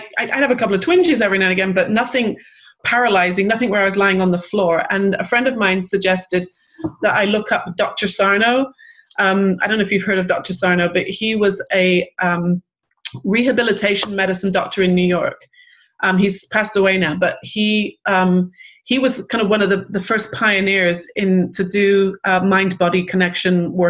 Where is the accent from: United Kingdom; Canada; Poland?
United Kingdom; England; also born or lived in Manchester / London; I grew up in England and I lived in Manchester back in the early 80s